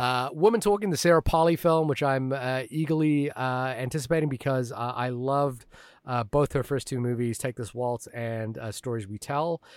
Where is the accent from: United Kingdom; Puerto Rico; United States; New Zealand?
New Zealand; moved away; growing up in New Zealand